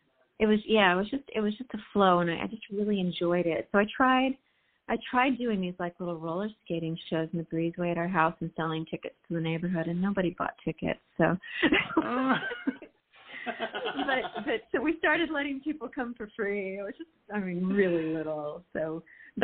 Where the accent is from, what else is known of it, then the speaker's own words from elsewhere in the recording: Burbank, California, United States; growing up in Burbank